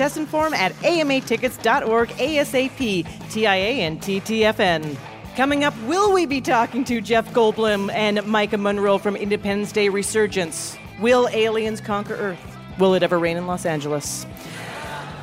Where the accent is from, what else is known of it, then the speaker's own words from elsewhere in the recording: Canada; now in New York, United States; I am from Canada